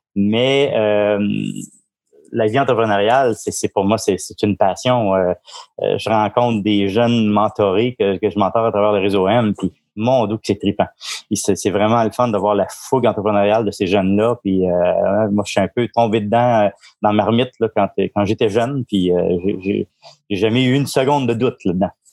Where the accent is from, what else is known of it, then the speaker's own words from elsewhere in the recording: Montreal, Quebec, Canada; moved away as an adult; also born or lived in Lanaudière; now in Gaspésie, Canada; je suis né, euh, viré de Montigny à Montréal, donc je suis un vrai Montréalais, mais, euh, ça fait quand même vingt-trois ans que je vis en Gaspésie